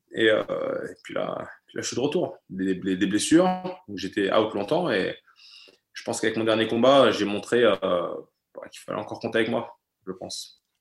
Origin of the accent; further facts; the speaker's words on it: France; first language German; l'allemand, c'est ma langue maternelle. J'ai la nationalité allemande. Et pourtant, moi, je me sens français. Je me sens français. J'ai toujours vécu en France